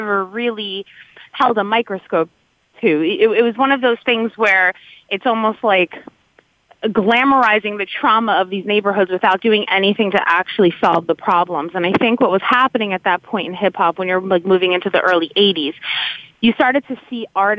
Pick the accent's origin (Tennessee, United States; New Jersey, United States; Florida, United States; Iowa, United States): New Jersey, United States; I grew up in New Jersey.